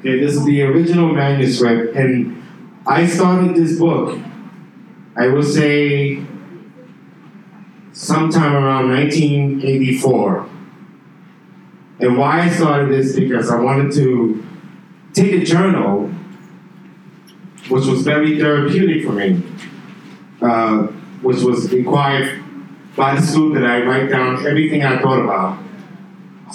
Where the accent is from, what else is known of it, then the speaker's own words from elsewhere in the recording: New York City, New York, United States; now in Beijing, China; I grew up in New York City. That's where I'm from, New York